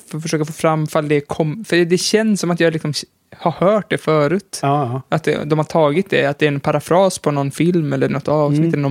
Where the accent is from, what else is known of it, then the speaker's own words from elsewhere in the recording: Sweden; Nej, men jag är ju svensk i alla fall.